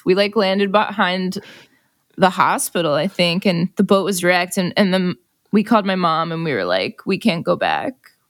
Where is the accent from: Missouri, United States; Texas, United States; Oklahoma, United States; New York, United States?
New York, United States; Long Island; moved away as an adult; now in Los Angeles, United States; I grew up on Long Island.